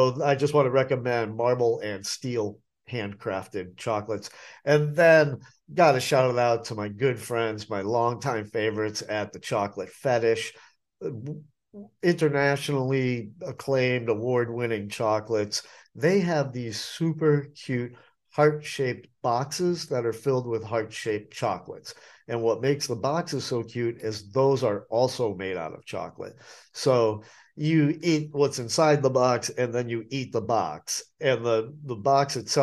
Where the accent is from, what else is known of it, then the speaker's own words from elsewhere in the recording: New England, United States; now in Asheville, United States; I grew up in New England